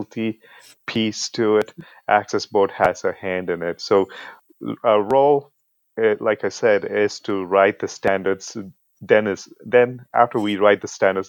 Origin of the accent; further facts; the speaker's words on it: United Arab Emirates; moved away as an adult; also born or lived in India; now in United States; I'm originally from India. I was born in India. I grew up in the United Arab Emirates and then came to the U.S. as an international student and then stuck around.